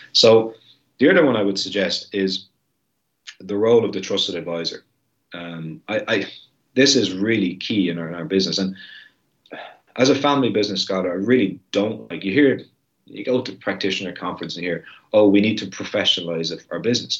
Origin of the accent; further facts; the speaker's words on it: Ireland; my country and the heritage and the ethnicity of Irish people